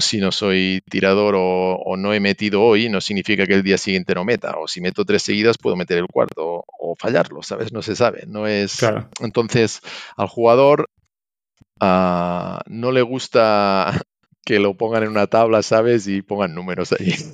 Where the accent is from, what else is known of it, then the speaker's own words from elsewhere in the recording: Catalonia, Spain; moved away as an adult; now in Santiago de Compostela, Spain; soy catalán, pero mi mujer es gallega